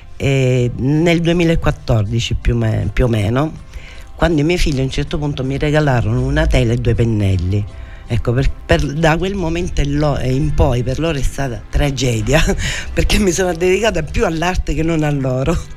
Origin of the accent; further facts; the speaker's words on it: Forza d'Agrò, Sicily, Italy; sono nata e cresciuta a Forza da d'Agro